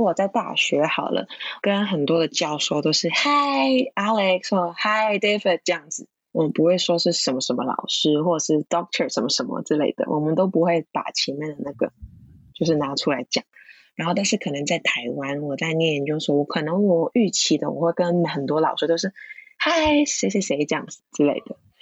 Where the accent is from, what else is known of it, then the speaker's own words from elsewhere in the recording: Hong Kong; Chinese is a second language; now in Taiwan; 讲普通话，就是我也觉得我算是比一般的香港人好一点点